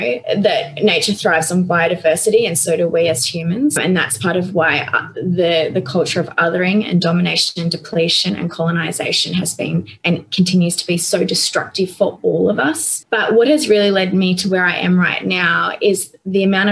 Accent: Northern Rivers, New South Wales, Australia; moved away; I grew up on the northern rivers with paddocks to the horizon

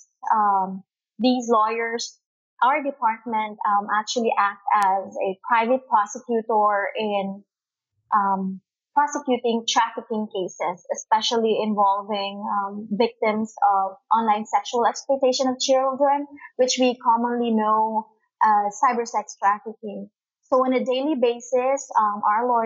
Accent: Cebu City, Central Visayas, Philippines; I've been here since I was born, and I grew up in Cebu

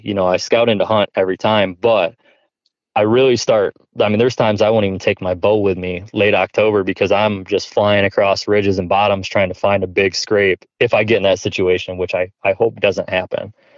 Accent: New York, United States; now in Ohio, United States; I grew up obviously in New York, like I talked about, and we just didn't have really big bucks there

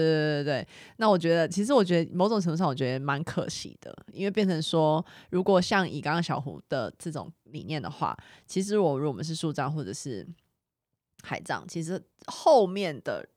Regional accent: Xindian, New Taipei, Taiwan; 我从小在新店长大

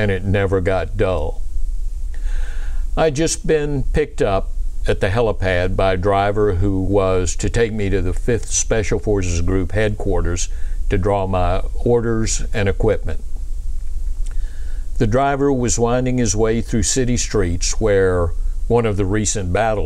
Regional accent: Pensacola, Florida, United States; now in Atlanta, United States; I was raised in Pensacola, Florida

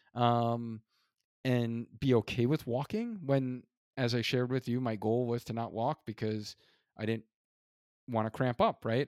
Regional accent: New York, United States; moved away; also born or lived in Hartford; being an original New Yorker

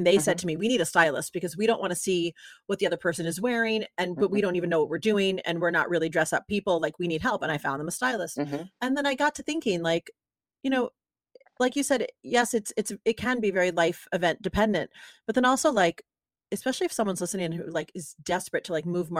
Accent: New York City, New York, United States; now in Los Angeles, United States; I'm like, I'm in LA and I want to wear like structured clothing because I'm from New

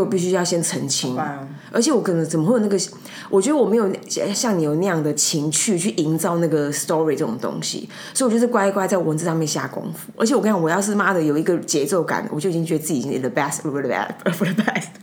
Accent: Taipei, Taiwan; also born or lived in Tucheng, New Taipei; 我在东湖长大，我在，我在东湖跟南港到十八岁，我才离开内湖东湖南港

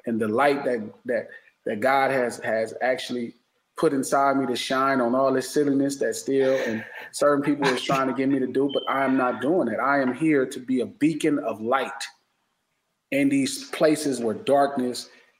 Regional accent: Los Angeles, California, United States; I'm from Watts.

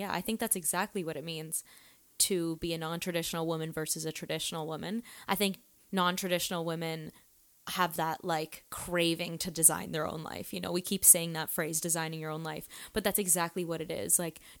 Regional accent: Toronto, Ontario, Canada; now in Los Angeles, United States; I'm originally from Toronto, Canada, and I live in LA now with my beautiful girlfriend

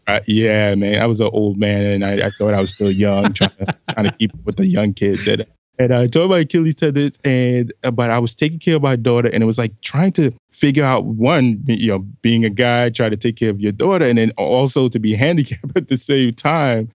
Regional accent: New York City, New York, United States; moved away as an adult; also born or lived in New Mexico; I'm a kid from Brooklyn, New York, near the Flatbush area.

